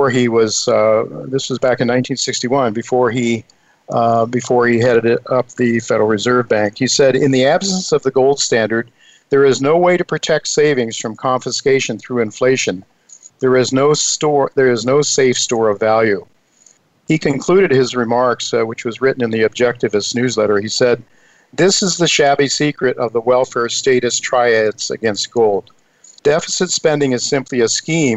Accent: United States; we as an American people

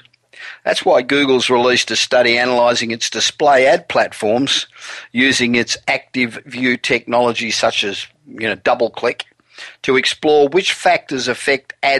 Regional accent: Los Angeles, California, United States; I'm back in my hometown of Los Angeles

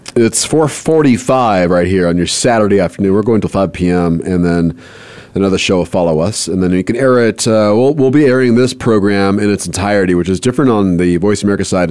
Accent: Southern California, United States; moved away as an adult; also born or lived in Los Angeles, United States / New Mexico, United States; growing up in South, Southern California

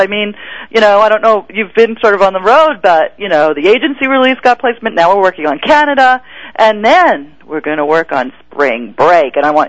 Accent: New York, United States; now in Los Angeles, United States; Well, but I am from New York

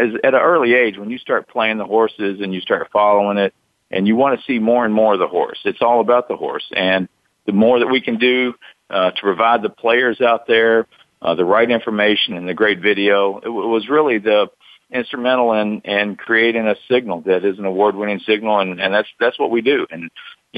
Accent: Somerset, Kentucky, United States; moved away as an adult; now in Lexington, United States; I moved to Lexington from Somerset, Kentucky, about 80 miles south of here, and got a job at Channel 18. I was in television when I was in high school, a small TV station, TV8 in Somerset.

